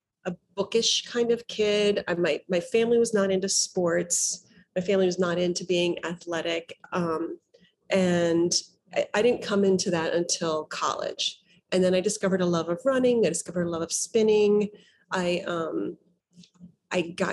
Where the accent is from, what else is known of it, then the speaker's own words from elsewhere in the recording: New York City, New York, United States; I'm from New York City